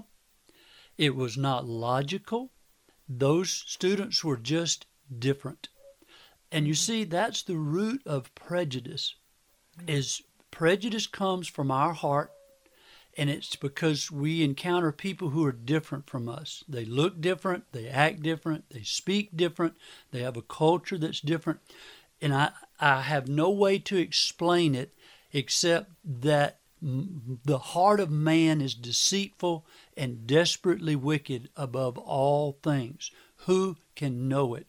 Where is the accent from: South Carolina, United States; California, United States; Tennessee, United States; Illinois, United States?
South Carolina, United States; Manning; I grew up in Clarendon County, a little town of Manning.